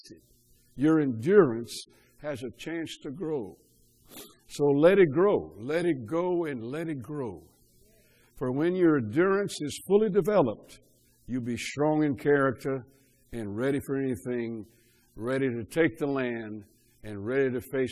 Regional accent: Cajun, Louisiana, United States; I'm a Cajun

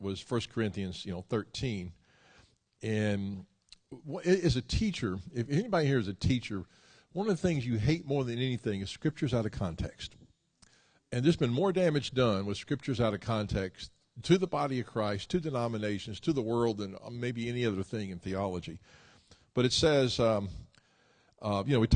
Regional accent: Memphis, Tennessee, United States; Memphis, which is my hometown

